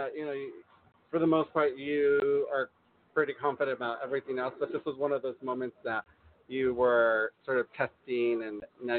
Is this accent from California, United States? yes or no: yes; El Monte, California, United States; I'm from El Monte too, and I'm like, yeah, represent, SGV.